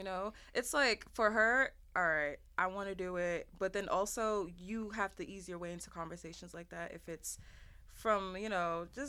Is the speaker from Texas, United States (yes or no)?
no; New York City, New York, United States; I am also from New York, too, actually, but I'm from Coney.